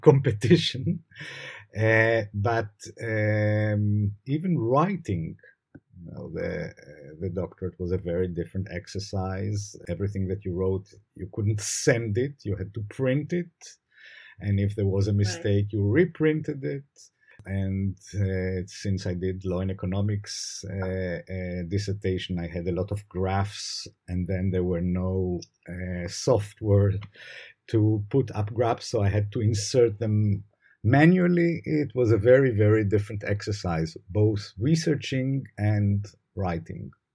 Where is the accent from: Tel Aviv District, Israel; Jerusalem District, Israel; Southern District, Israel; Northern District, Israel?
Jerusalem District, Israel; Jerusalem; also born or lived in Haifa; I was born in Jerusalem. I was raised in Jerusalem.